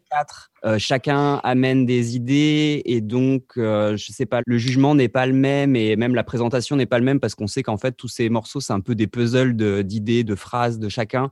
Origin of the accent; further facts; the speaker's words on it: Vercors, Auvergne-Rhône-Alpes, France; nous, on vient de petits villages du Vercors dans la montagne.